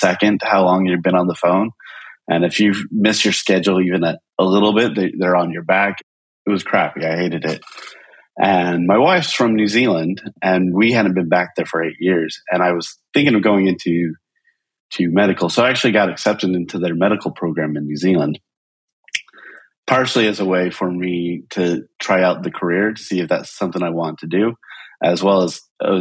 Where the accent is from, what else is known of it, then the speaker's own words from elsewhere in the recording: Utah, United States; moved away as an adult; also born or lived in upstate New York; I grew up in Utah